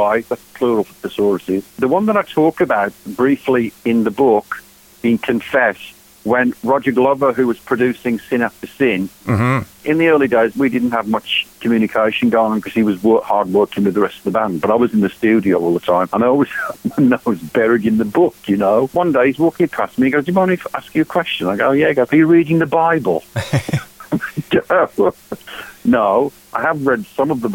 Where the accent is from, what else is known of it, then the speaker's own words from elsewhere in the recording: Walsall, West Midlands, United Kingdom; now in Phoenix, United States; in the house in England, in Walsall, my hometown